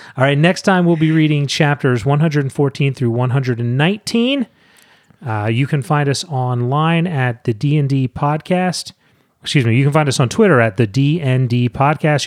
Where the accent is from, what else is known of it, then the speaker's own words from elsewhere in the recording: St. Mary's County, Maryland, United States; about three miles from where I grew up in St. Mary's County